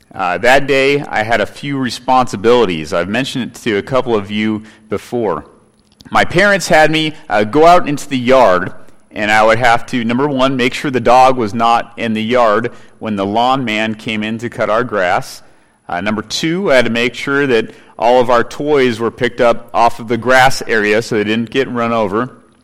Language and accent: English; California, United States; Growing up in California as a boy, I have many memories there.